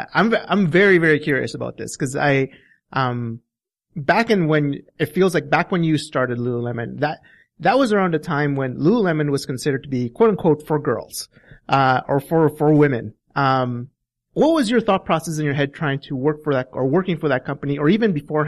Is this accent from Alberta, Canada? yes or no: yes; Alberta, Canada; we know what cowboys are here in Alberta